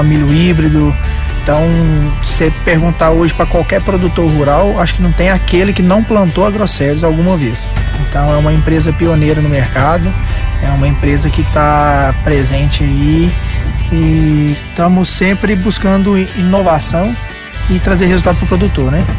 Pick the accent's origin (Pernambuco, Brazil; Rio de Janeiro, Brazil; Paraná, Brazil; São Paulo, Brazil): Paraná, Brazil; now in Minas Gerais, Brazil; Eu sou paranaense, mas já tem um coração mineiro